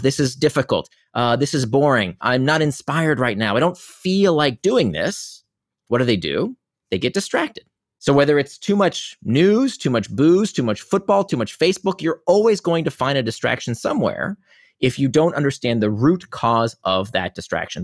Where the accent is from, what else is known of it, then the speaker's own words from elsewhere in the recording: Israel; I was born in Israel